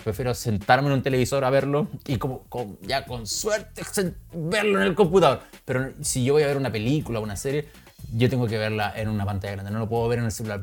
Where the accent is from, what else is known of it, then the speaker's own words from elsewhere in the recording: Chile; somos todos chilenos